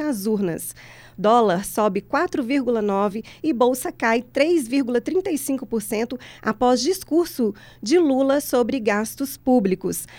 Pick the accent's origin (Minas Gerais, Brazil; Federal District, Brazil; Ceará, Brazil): Minas Gerais, Brazil; Santa Luzia; Eu sou de Santa Luzia